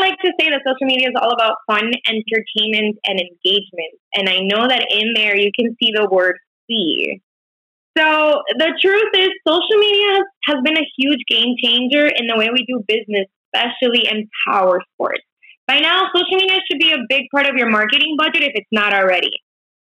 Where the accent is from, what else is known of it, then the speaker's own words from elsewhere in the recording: Miami, Florida, United States; moved away as an adult; now in Chicago, United States; I just moved in here recently because I'm originally from Miami, Florida